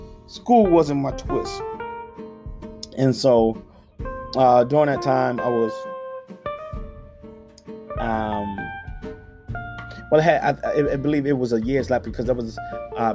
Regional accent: Philadelphia, Pennsylvania, United States; I grew up in North Philadelphia

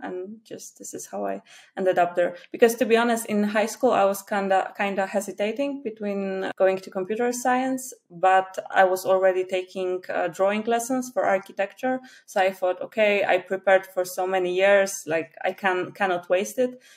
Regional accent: Poland; first language Polish; English is a second language; I'm from Poland.

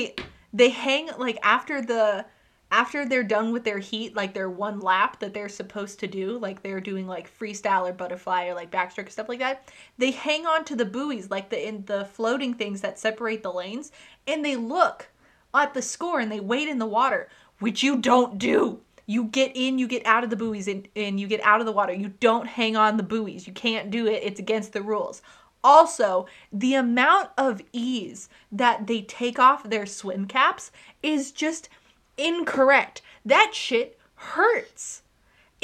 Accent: Texas, United States; we're from Texas

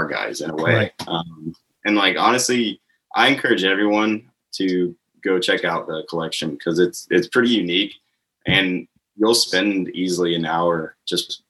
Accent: Crestview, Florida, United States; I grew up there in Crestview. I was born there

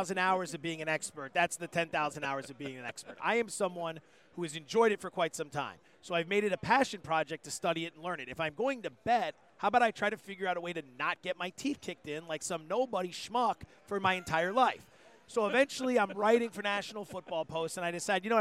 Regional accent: Allentown, Pennsylvania, United States; I'm from Allentown, Pennsylvania

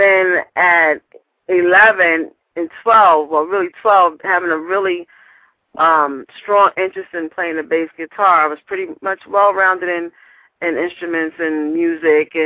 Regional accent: New York City, New York, United States; I was born and raised in Harlem. We lived in New York, you know, all my life

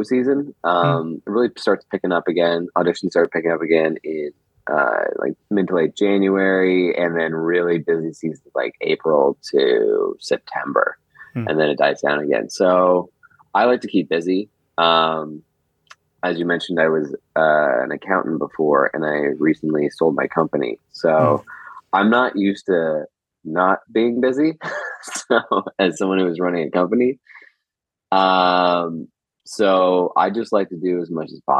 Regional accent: a small town just north of Toronto, Ontario, Canada; I was born here in Canada. Just north of Toronto. I grew up in a small town there

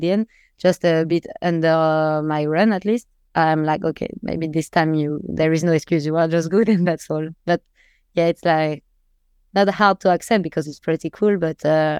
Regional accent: Metz, Grand Est, France; And usually I'm from Metz, so the rain is my thing.

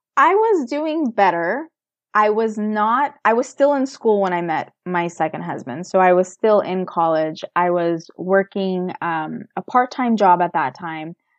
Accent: United States; I was born and raised in America.

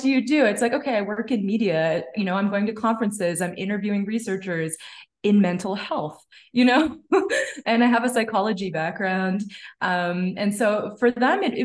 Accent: Canada; My parents are immigrants. They came from Punjab and I was born in Canada

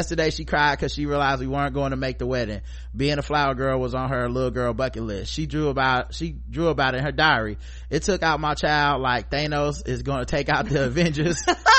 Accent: Boston, Massachusetts, United States; from growing up in Boston, home of the Super Bowl champions of gaslighting racist white liberals

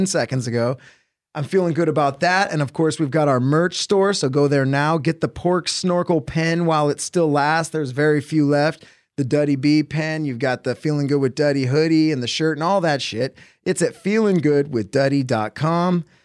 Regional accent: Huntington Beach, California, United States; We grew up in Huntington Beach, it's like one city over.

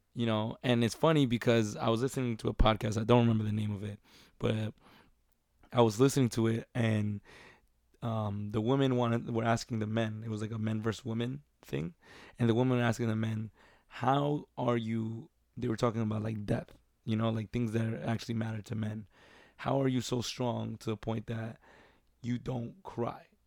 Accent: New York, United States; Growing up in New York

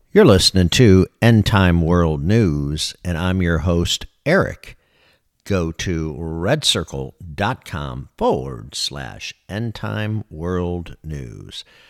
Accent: Michigan, United States; moved away as an adult; now in Florida, United States; I was born and raised in Michigan

